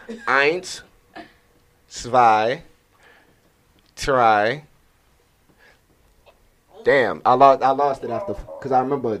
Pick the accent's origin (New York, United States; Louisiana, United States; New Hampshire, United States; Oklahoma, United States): Louisiana, United States; New Orleans; I'm from New Orleans now.